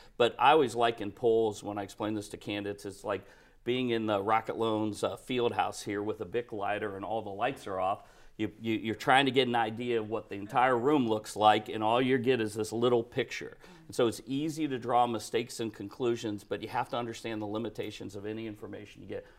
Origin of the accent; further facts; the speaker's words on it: Akron, Ohio, United States; I grew up in Akron, Ohio